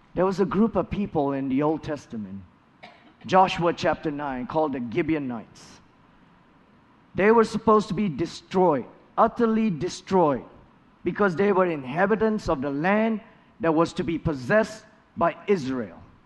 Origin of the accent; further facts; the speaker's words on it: Malaysia; moved away as an adult; also born or lived in Kentucky, United States; now in United States; Malaysia, my home country